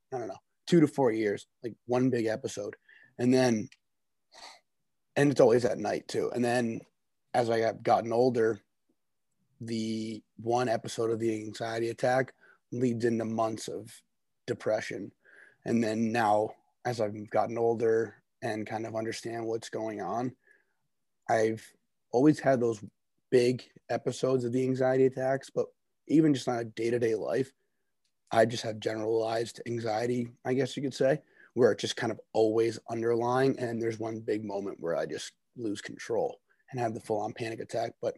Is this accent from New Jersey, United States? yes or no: yes; New Jersey, United States; also born or lived in Orono, Maine; I'm from New Jersey.